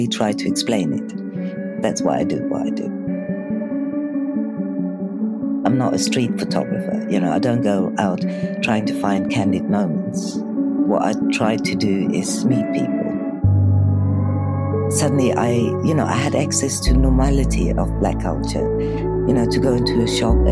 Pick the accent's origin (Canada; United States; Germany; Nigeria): Germany; moved away as an adult; also born or lived in Bulgaria; now in United Kingdom; I was born in Bulgaria and my mum decided to leave Bulgaria. So when I was around six, we managed to get to Germany, and that's where, in West Germany, where I grew up.